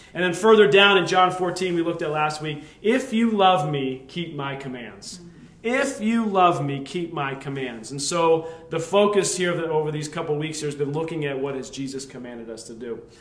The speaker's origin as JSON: {"language": "English", "area": "Lehigh Valley", "region": "Pennsylvania", "country": "United States", "tie": "born or raised there", "said": "we grew up in the Lehigh Valley"}